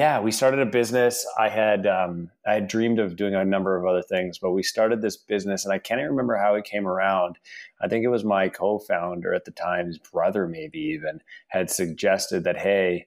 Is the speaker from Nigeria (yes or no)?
no; Canada; moved away as an adult; also born or lived in Russia / Los Angeles, United States; we immigrated from Russia to Canada when I was about 4 and a half